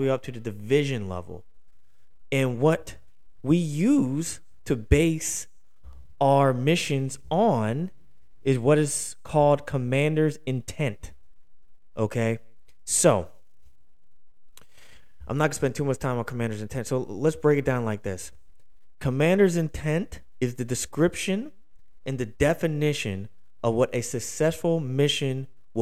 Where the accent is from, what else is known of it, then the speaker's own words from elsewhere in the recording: Philadelphia, Pennsylvania, United States; now in Houston, United States; I'm from Philadelphia originally, so I live in Houston, but I'm from Philadelphia.